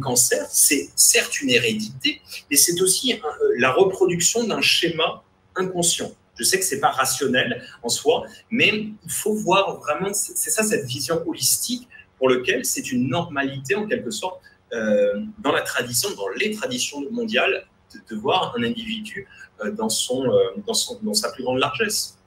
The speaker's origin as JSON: {"language": "French", "country": "France", "said": "en tant que Français francophone ou Européen"}